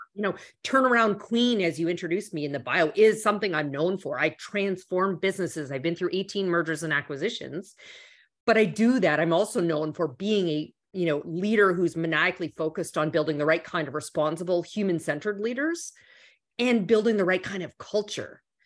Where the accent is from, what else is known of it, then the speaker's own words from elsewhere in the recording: Canada; moved away; also born or lived in Toronto; I'm originally from Canada. So at the time I was in um, in uh, Toronto